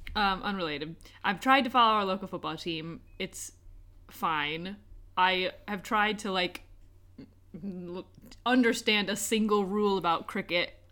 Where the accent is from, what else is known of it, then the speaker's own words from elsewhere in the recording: United States; moved away as an adult; now in United Kingdom; where I grew up in America